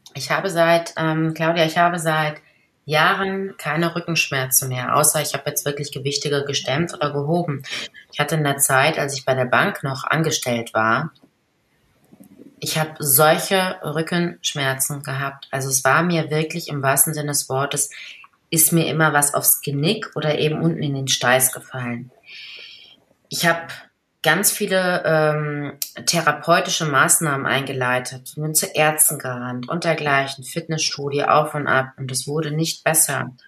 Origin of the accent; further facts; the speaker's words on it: Ruhr area, North Rhine-Westphalia, Germany; ich komme ja aus dem Pott